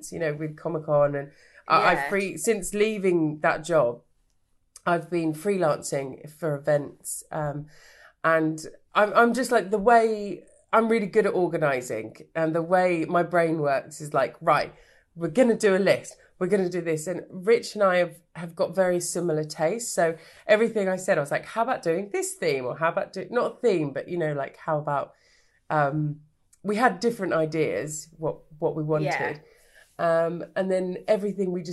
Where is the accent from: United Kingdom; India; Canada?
United Kingdom; Brighton, South East England; also born or lived in Australia; I'm back in Brighton.